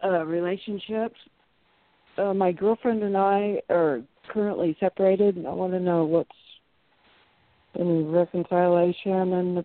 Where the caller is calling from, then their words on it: Kansas, United States; I'm calling from Kansas.